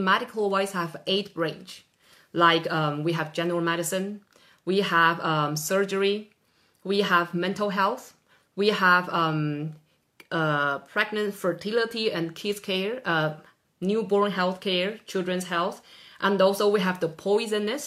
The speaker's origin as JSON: {"language": "English", "country": "Taiwan", "moved": "yes", "lives_now": "Norway", "said": "I'm from Taiwan originally"}